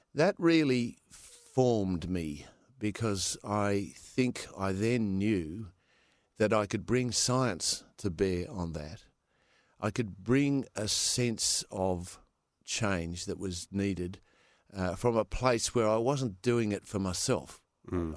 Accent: Perth, Western Australia, Australia; also born or lived in California; I was born in Perth

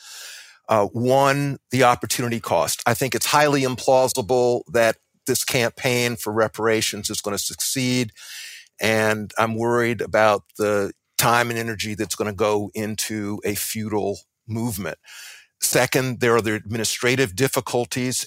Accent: Columbia, South Carolina, United States; I'm from South Carolina too. I was born in 1954 in Columbia, South Carolina

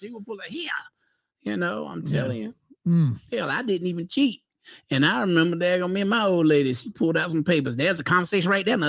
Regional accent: Clayton, United States; I'm country boy from Clayton.

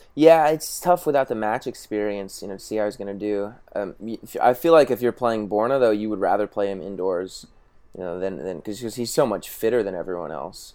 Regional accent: Tulsa, Oklahoma, United States; I grew up playing in Tulsa

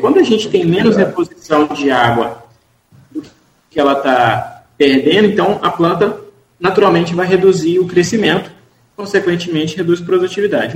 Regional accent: Minas Gerais, Brazil; also born or lived in Rio de Janeiro; now in Campos dos Goytacazes, Brazil; sou de Minas, estudei no Rio e estou a campus há alguns anos

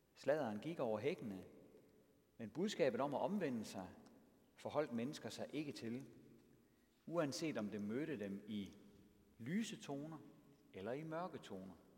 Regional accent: Denmark; also born or lived in Triangle Region, Denmark

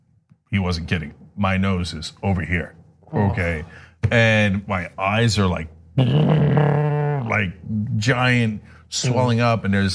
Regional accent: United States; I grew up in America.

